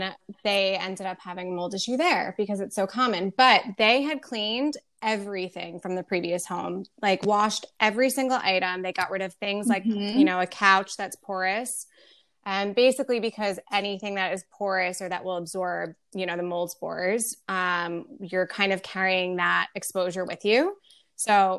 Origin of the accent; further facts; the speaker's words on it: Long Island, New York, United States; also born or lived in Indiana; I grew up on Long Island